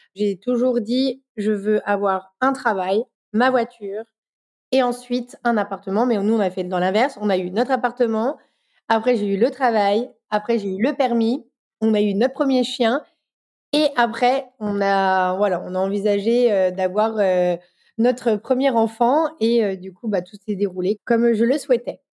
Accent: Dijon, Bourgogne-Franche-Comté, France; Je suis de Dijon

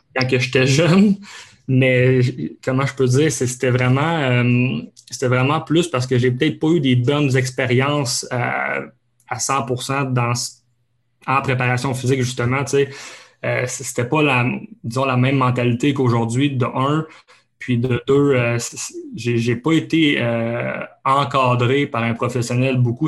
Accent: Abitibi, Quebec, Canada; moved away; j'ai grandi en fait en Abitibi

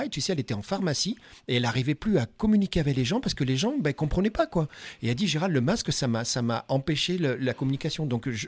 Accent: Nouvelle-Aquitaine, France; Je t'ai regardé, j'ai dit Maëva, c'est trop fort puisque tu sais, je viens de Dordogne et je trouve ça génial.

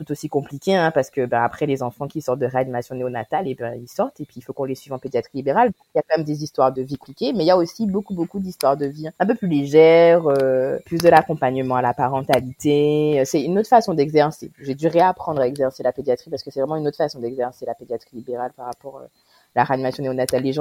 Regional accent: Guadeloupe; j'ai 32 ans, je suis guadeloupéenne. Je vis maintenant en Guadeloupe

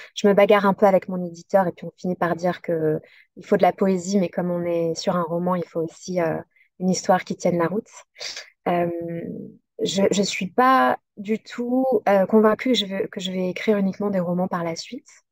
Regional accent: south-east France, France; là où j'ai grandi, donc près de cette forêt dans le sud-est

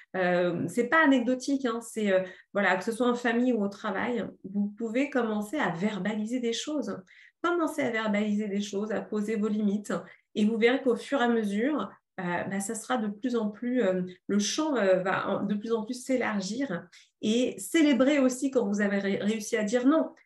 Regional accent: Paris, Île-de-France, France; moved away as an adult; Je suis parisienne, je suis urbaine

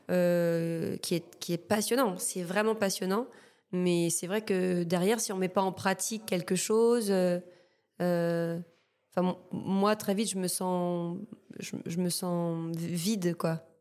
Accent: Martinique, France; moved away as an adult; bah mon île euh, bah, j'ai grandi en Martinique euh, je suis née là-bas ma famille est là-bas enfin je suis martiniquaise quoi et ouais je suis partie je suis partie dès que j'ai pu

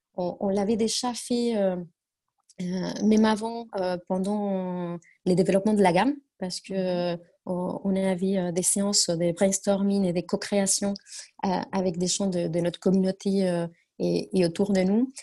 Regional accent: Argentina; French is a second language; moved away as an adult; now in France; je suis argentine. Euh, je, suis en, France euh, depuis déjà une bonne dizaine d'années, mais je viens de, très loin

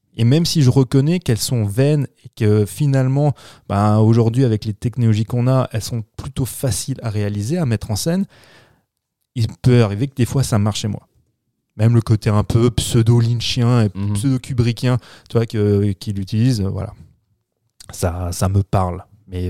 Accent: France; chez nous en France

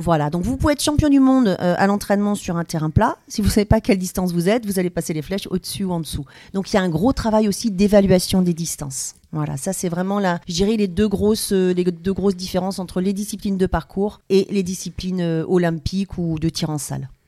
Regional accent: Blois, Centre-Val de Loire, France; je suis originaire de Blois dans le Loir-et-Cher

